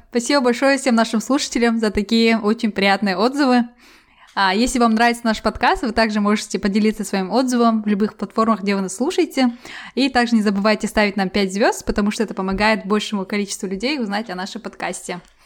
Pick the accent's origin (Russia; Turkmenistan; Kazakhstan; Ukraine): Kazakhstan; moved away as an adult; now in England, United Kingdom; я из Казахстана, и я переехала в Англию.